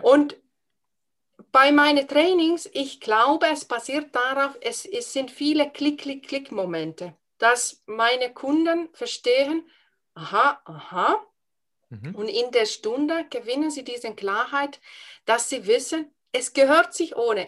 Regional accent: Finland; accent: Finnish accent; first language Finnish; German is a second language; moved away as an adult; now in Germany; Ich habe einen Dialekt, ich schwätze ein bisschen Schwäbisch. Ich habe einen Akzent aus Finnland

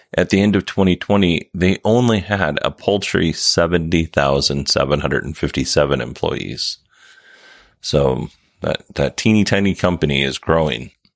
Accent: Kenai Peninsula, Alaska, United States; I grew up on the Kenai Peninsula

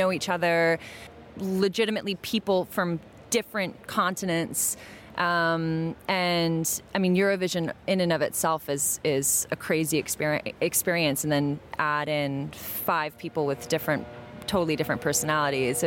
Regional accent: United States; I wasn't born in Armenia. I was born in the States, but I'm Armenian

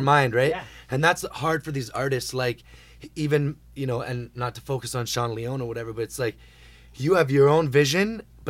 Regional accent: Toronto, Ontario, Canada; also born or lived in Calgary, Alberta / Vancouver / Ottawa; I was born in Calgary, Alberta, and then moved to Vancouver for like one, and I came to Toronto when I was like maybe 2 or 3 years old with my mom.

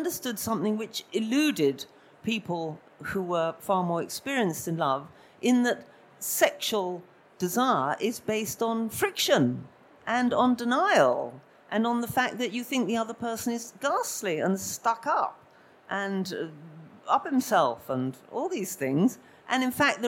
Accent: London, United Kingdom; moved away as an adult; I come from Camden Town

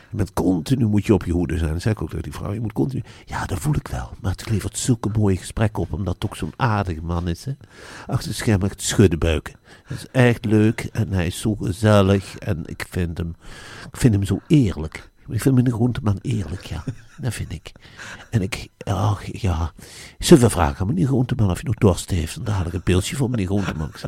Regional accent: Velp, Gelderland, Netherlands; Ik kwam heel bleu eigenlijk uit Arnhem-Velp in Nijmegen wonen.

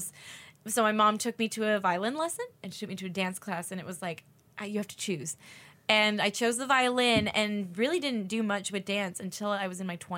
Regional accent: Santa Ana, California, United States; I grew up in Santa Ana when I was a kid

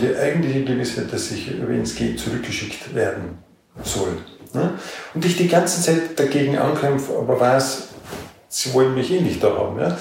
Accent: Austria; wir sind da in dieser Bundesarbeitsgemeinschaft integriert, so als Exoten, als Österreicher

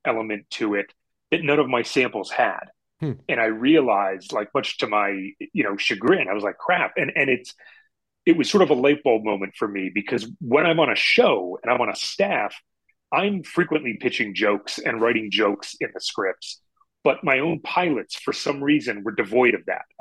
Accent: Pennsylvania, United States; We're both from Pennsylvania

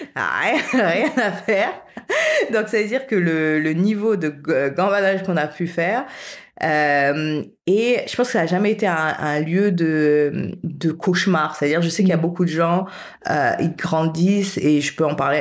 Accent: France; moved away as an adult; also born or lived in Paris / Canada / Haiti / United States; j'ai grandi en France, mais avec dans une famille haïtienne classique

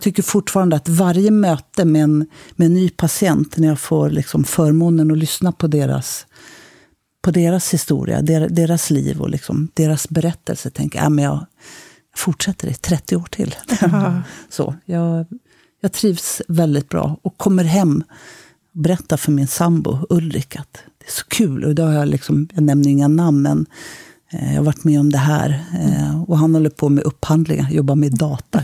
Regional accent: Stockholm, Stockholm County, Sweden; also born or lived in Sundsvall; jag kommer från Stockholm

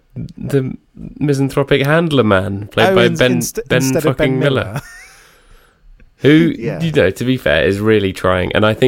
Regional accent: United Kingdom; And we're British, so we know.

